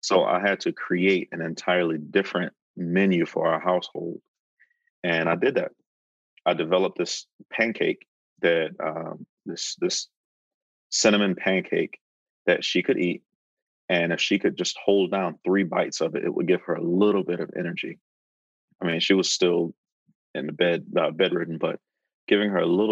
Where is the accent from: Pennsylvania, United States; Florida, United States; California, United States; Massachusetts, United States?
Florida, United States; Fort Pierce; moved away as an adult; Growing up in Fort Pierce, Florida